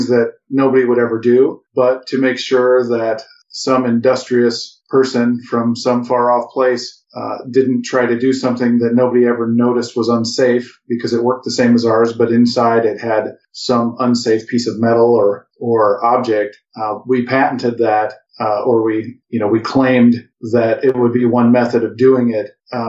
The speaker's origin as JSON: {"language": "English", "region": "Midwest", "country": "United States", "said": "We're from the Midwest"}